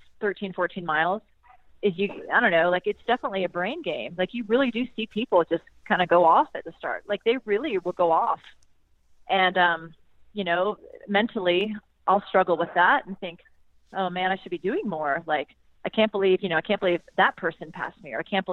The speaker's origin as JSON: {"language": "English", "region": "South Carolina", "country": "United States", "tie": "born or raised there", "said": "my hometown in South Carolina"}